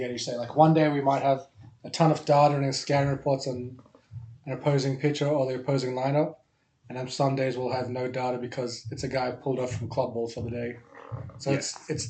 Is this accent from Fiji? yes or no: no; Sydney, New South Wales, Australia; I'm from Sydney, Australia.